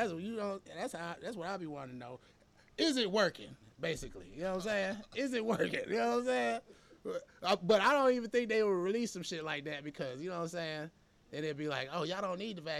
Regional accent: Atlanta, Georgia, United States; I'm from Atlanta.

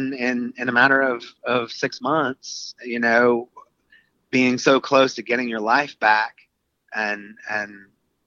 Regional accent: North Carolina, United States; we're from North Carolina

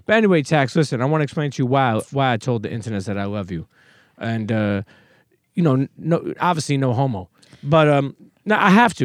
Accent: New York City, New York, United States; also born or lived in Bensonhurst, Brooklyn; I grew up in Coney Island, but then I moved when I was a teenager to Bensonhurst

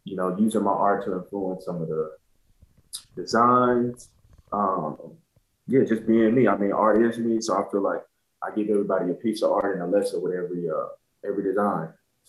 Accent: Montgomery, Alabama, United States; I grew up in Alabama, too. I grew up in Montgomery

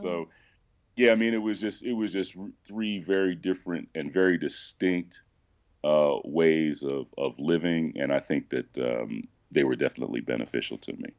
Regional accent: Philadelphia, Pennsylvania, United States; moved away; also born or lived in Missouri; I was born and raised in Phil, in Philadelphia, but then my parents moved us out to a suburb that was, like, twenty minutes from the city

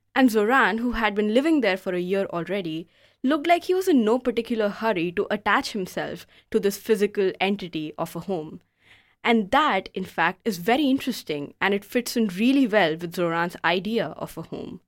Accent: India; moved away as an adult; also born or lived in Denmark; now in Aarhus, Denmark; I'm from India.

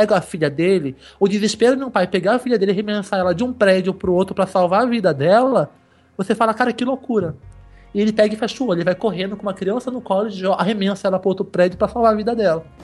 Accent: United States; born there; No, lá na América, nos Estados Unidos, onde eu nasci, é No Escape, tá?

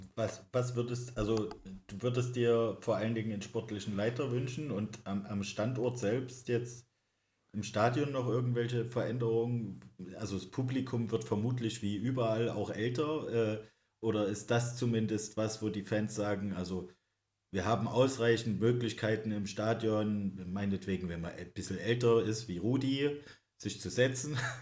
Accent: East Germany, Germany; als Ossi

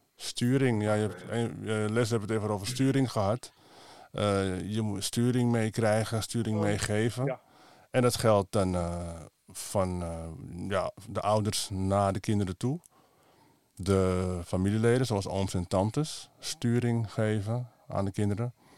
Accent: Amsterdam, North Holland, Netherlands; geboren in Amsterdam, van Surinaamse afkomst

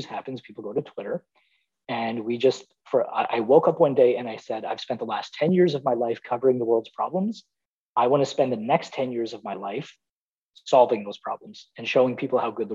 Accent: Toronto, Ontario, Canada; I was born and raised in Toronto

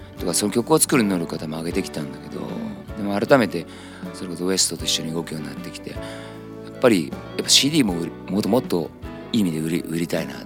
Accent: Nagoya, Aichi, Japan; 俺は地元名古屋なんだけど

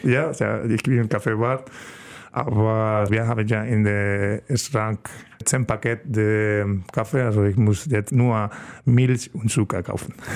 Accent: Estepa, Andalusia, Spain; German is a second language; moved away as an adult; now in Germany; meine Heimat äh, heißt Estepa. Das ist ein kleines Dorf in der Sevilla-Region

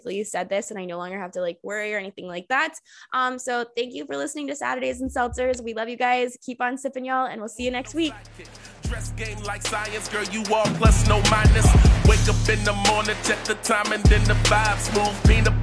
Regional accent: Jacksonville, Florida, United States; I was born and raised in Jacksonville

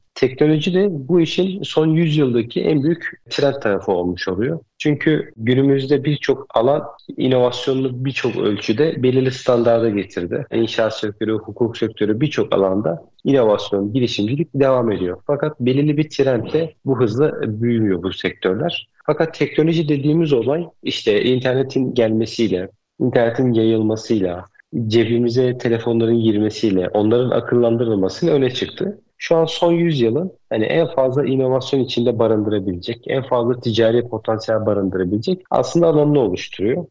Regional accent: Bursa, Turkey; Bursa'da doğdum büyüdüm.

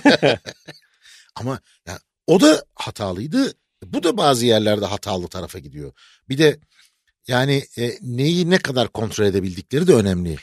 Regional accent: Aegean Region, Turkey; now in Istanbul, Turkey; ben Egeliyim ya. Ben, ya Egeliyim

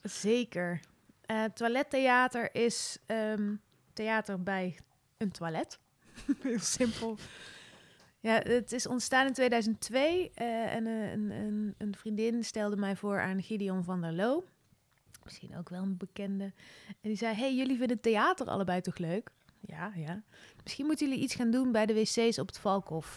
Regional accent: Veldhoven, North Brabant, Netherlands; moved away as an adult; also born or lived in Nijmegen; Ja, geboren in Oerle, een, een dorpje in Veldhoven bij Eindhoven. Opgegroeid als jongste in een gezin van zeven kinderen

